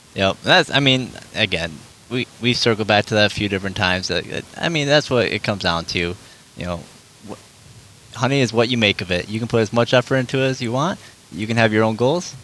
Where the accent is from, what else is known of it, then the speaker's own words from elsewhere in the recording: Michigan, United States; we are from Michigan